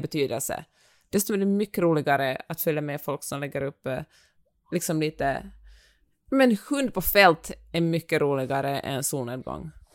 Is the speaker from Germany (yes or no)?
no; Finland; accent: Finland-Swedish; min finlandssvenska